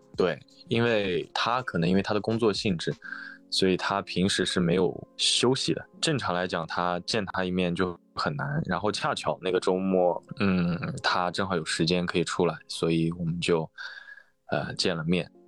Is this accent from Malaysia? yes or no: no; Northwest China, China; moved away as an adult; now in Hangzhou, China; 我身在西北，来杭州读书已经大概今年是第七年了吧